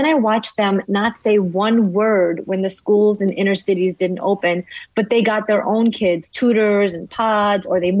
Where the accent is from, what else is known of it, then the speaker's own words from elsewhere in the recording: New York City, New York, United States; English is a second language; moved away as an adult; also born or lived in Soviet Union / Italy; now in Florida, United States; I grew up in Brooklyn.